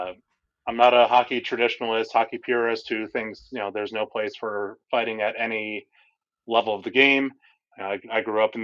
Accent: New Haven, Connecticut, United States; moved away; my hometown Yale Bulldogs.

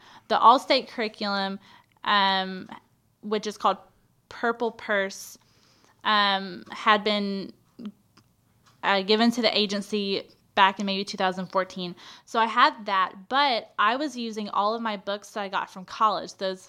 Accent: Texas, United States; I'm from East Texas, more or less.

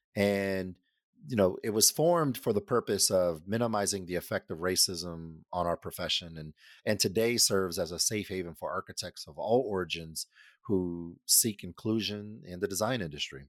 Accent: Denver, Colorado, United States; was born and raised in Denver, Colorado

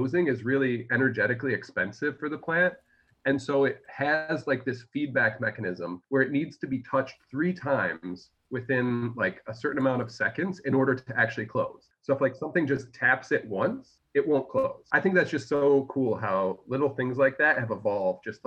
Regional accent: Syracuse, New York, United States; I'm from Syracuse originally

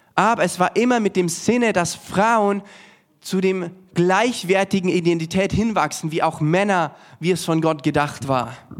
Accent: Germany; für uns auch als Deutsche

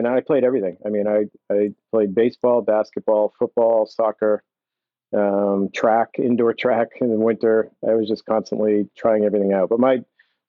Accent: seacoast of New Hampshire, United States; moved away as an adult; I grew up in the seacoast of New Hampshire.

